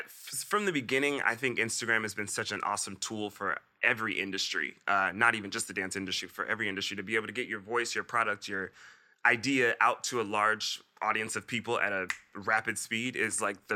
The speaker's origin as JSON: {"language": "English", "town": "Miami", "region": "Florida", "country": "United States", "tie": "born there", "said": "I was born in Miami, Florida, and my family is all in Florida."}